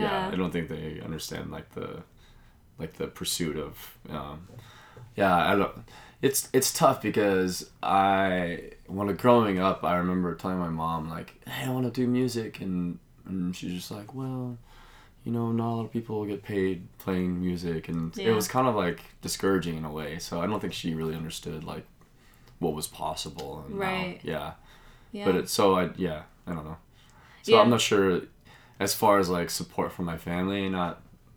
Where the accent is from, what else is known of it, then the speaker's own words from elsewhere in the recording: Albuquerque, New Mexico, United States; moved away as an adult; also born or lived in Las Cruces, New Mexico; now in Las Vegas, United States; I grew up in Albuquerque, New Mexico